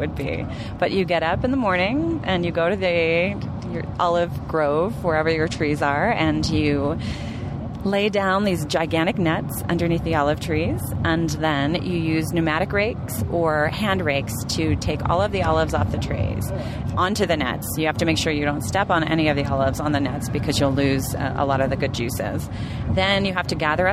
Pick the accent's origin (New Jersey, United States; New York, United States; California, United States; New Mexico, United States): New Jersey, United States; I'm from New Jersey